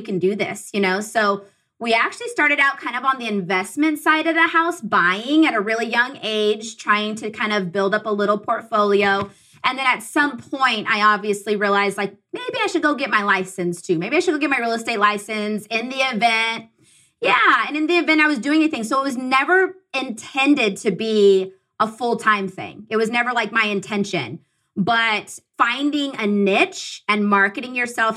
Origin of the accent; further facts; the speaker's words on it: Southern California, United States; I'm from Southern California. My husband and I are.